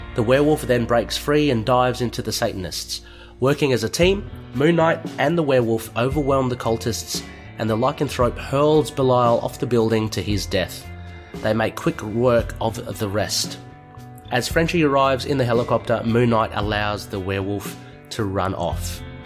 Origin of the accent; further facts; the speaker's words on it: Australia; being an Aussie